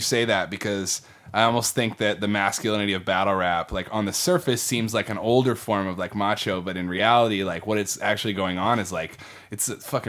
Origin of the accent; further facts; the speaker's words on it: Midwest, United States; now in Texas, United States; So when I first moved to Texas, I came from the Midwest.